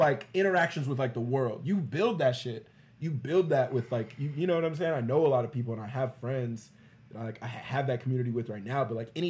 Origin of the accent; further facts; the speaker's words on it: Texas, United States; like I'm from Texas.